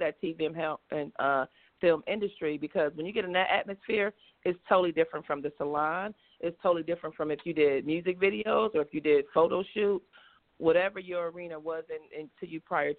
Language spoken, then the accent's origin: English; Rochester, New York, United States; moved away as an adult; now in Atlanta, United States; I'm from Rochester, New York. So that's where I'm from, and I now reside in Atlanta, Georgia